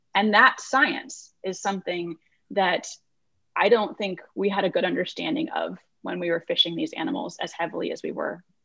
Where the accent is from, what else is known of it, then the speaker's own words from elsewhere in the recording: Iowa, United States; moved away as an adult; also born or lived in California; I grew up in Iowa, about as far from the ocean as one can get in the United States of America